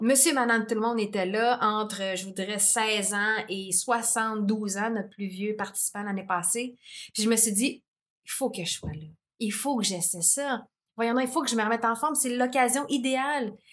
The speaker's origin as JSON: {"language": "French", "town": "Montreal", "region": "Quebec", "country": "Canada", "tie": "born or raised there", "said": "je viens de l'Est de Montréal, tout ça, dans un quartier quand même assez rough"}